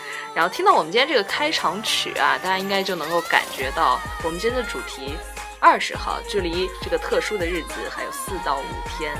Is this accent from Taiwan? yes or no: no; China; now in United Kingdom; 像我们中国人过春节一样